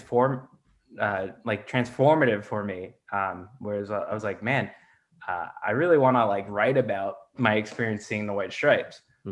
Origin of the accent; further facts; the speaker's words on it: Northern Virginia, United States; I grew up in Northern Virginia outside DC